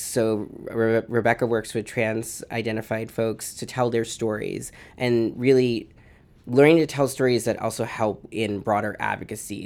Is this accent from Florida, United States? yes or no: no; outside of Boston, Massachusetts, United States; also born or lived in Honduras; I was raised outside of Boston